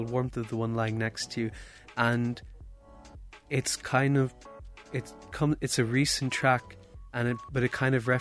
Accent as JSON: {"language": "English", "country": "Ireland", "said": "we are two Irish producers"}